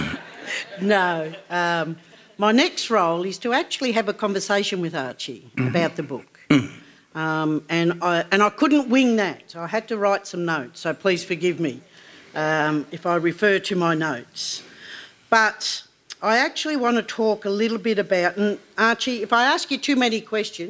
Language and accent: English; Melbourne, Victoria, Australia; also born or lived in Gunditjmara country, Victoria; we moved to Melbourne, we moved to Fitzroy when I was about 8 years old